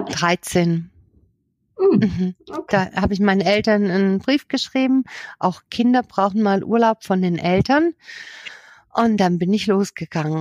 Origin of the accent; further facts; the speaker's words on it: Southern Germany, Germany; moved away as an adult; also born or lived in Berlin / Ruhr area; von hier unten in Süddeutschland, von meiner Heimat